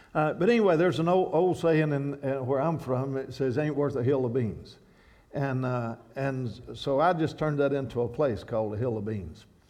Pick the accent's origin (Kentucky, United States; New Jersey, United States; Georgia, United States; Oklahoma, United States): Kentucky, United States; moved away as an adult; I'm from Kentucky where I once walked along Skaggs Creek young and quiet in gentle days and skipping rocks.